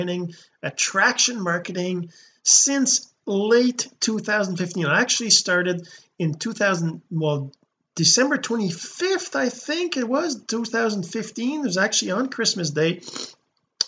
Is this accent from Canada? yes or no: yes; Sept-Îles, Quebec, Canada; I'm a Canadian, a French Canadian. I actually was born in Quebec, a small town called Sept Îles, which means seven islands in English